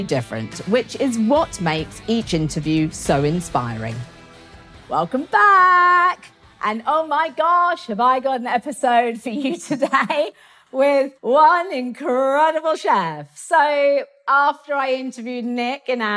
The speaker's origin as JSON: {"language": "English", "region": "England", "country": "United Kingdom", "said": "I'm so English and so British"}